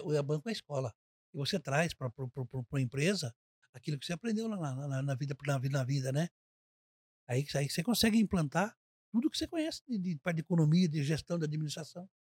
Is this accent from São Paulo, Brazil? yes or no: yes; Avaré, São Paulo, Brazil; Sou de Avaré. Nasci aqui em Avaré, na rua Santa Catarina, 107